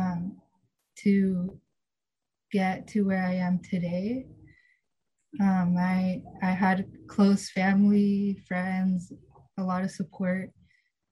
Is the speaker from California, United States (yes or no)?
yes; Fort Bragg, California, United States; also born or lived in Guadalajara, Jalisco, Mexico; So I grew up in Fort Bragg most of my life, and I migrated from Guadalajara, Jalisco, Mexico, when I was only about 11 months old.